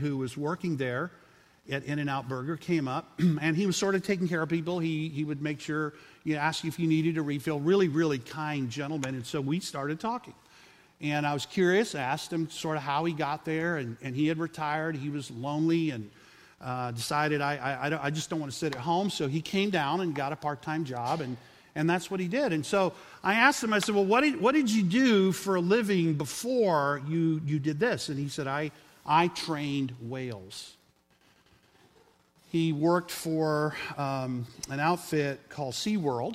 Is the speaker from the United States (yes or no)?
yes; South Texas, United States; I grew up in South Texas